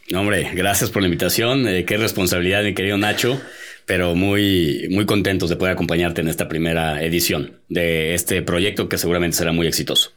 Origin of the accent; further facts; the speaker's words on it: Mexico; como mexicanos